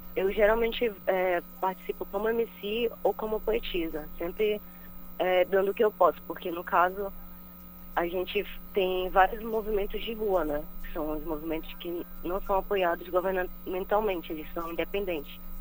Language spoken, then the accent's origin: Portuguese; Belém, Pará, Brazil; Eu sou da Sacramento, Sacramento, mas eu cresci na Terra Firme, no bairro da Terra Firme